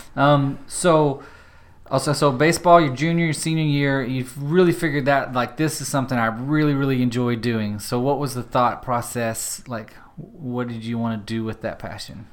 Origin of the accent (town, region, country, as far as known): Paris, Texas, United States